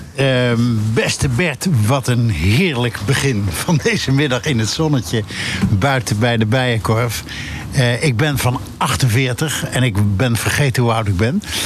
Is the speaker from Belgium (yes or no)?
no; Utrecht, Netherlands; ik ben in Utrecht geboren en ik heb het gestudeerd.